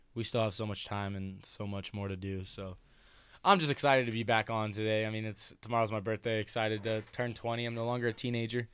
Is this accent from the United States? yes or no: yes; Denison, United States; we grew up together in Denison